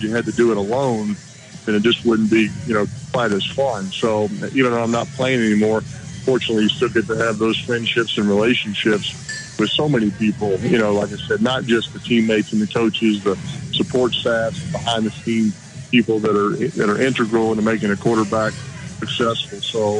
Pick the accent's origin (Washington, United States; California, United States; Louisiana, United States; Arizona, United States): Louisiana, United States; New Orleans; my hometown of New Orleans is still important to me